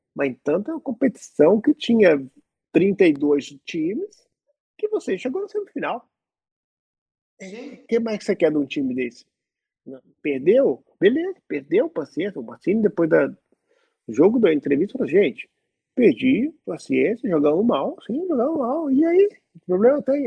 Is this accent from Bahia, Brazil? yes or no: no; Belo Horizonte, Minas Gerais, Brazil; now in Milan, Italy; Sou brasileiro, nascido em Belo Horizonte